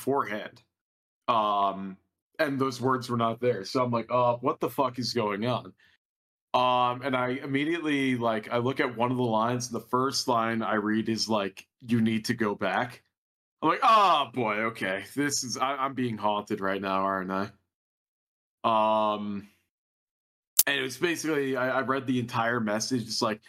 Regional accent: New Jersey, United States; moved away as an adult; now in Colorado, United States; I'm still from New Jersey. I just am now in Colorado

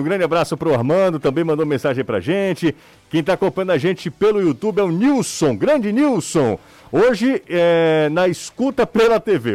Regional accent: Aracati, Ceará, Brazil; eu vim de Aracati

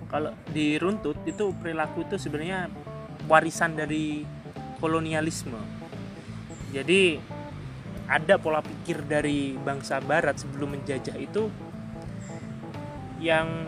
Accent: Java, Indonesia; jadi kayak orang Jawa nih aku Jawa aku Jawa

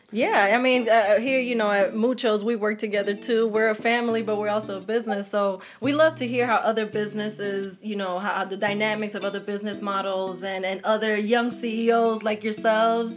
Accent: New York, United States; moved away; also born or lived in Mableton, Georgia; I'm originally from New York, but when I moved from when I moved from New York to to Mableton

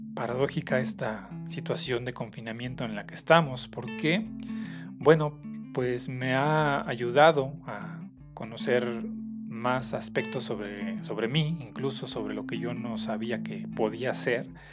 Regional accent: Mexico; las festividades o tradiciones que tenemos como mexicanos

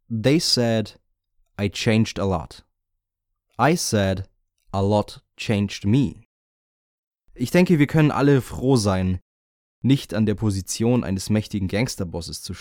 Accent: Bavaria, Germany; Für mich als Bayer ist es wirklich undenkbar, eine Zeit zu durchleben, in der Alkohol illegal ist.

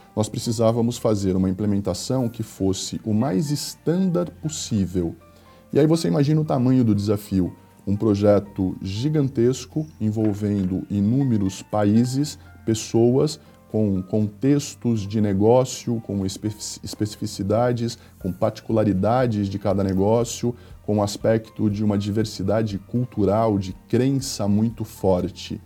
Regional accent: Agudos, São Paulo, Brazil; Eu sou natural de uma cidade do interior do estado de São Paulo, chamada Agudos

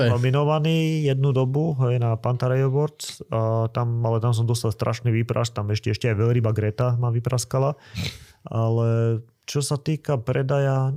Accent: Liptovský Mikuláš, Žilina Region, Slovakia; moved away as an adult; also born or lived in Norway / Bratislava; ja som v tom vyrastal proste, u nás v Mikulaši

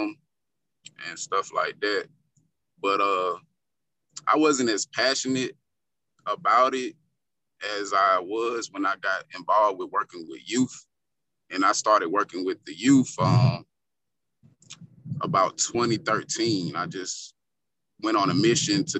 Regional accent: Columbia, South Carolina, United States; My hometown is Columbia, South Carolina. And my upbringing, I was raised in a two-parent household.

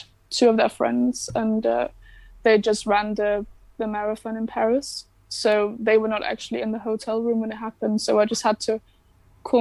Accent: Denmark; moved away as an adult; now in Birmingham, United Kingdom; I am from Denmark

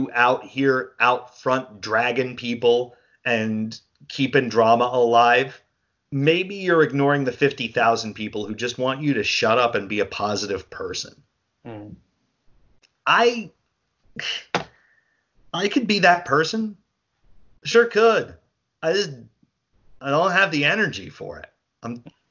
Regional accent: New Jersey, United States; I'm a dude from New Jersey

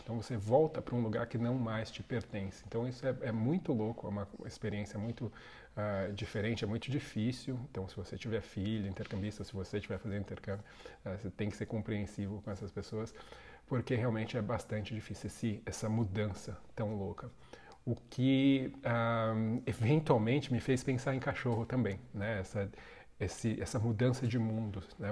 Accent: São Paulo, Brazil; sou da zona sul de São Paulo. Nasci ali e passei a maior parte toda da minha infância, adolescência, morando na zona sul de São Paulo

